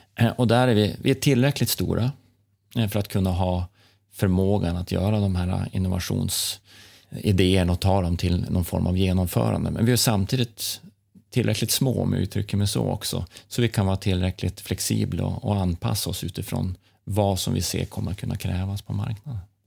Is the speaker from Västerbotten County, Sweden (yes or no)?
yes; Norrland, near Tärnaby, Västerbotten County, Sweden; Jag är uppvuxen i, Norrland, närmare Tärnaby nästan, fem mil från Tärnaby